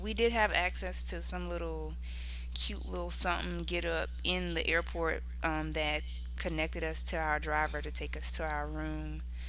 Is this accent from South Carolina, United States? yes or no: yes; South Carolina, United States; moved away; where you originally from? I'm like, South Carolina. No, like, where your people from? Nigga, South Carolina.